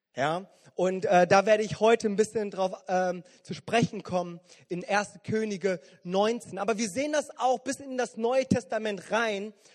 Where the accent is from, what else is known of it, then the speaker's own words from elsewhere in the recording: Bonn, North Rhine-Westphalia, Germany; gerade hier als Bonner